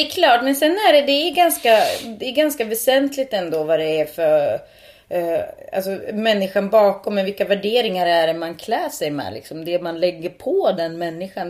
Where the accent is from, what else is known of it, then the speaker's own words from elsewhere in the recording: Sweden; first language Finnish; Swedish is a second language; jag då är född och uppvuxen i Sverige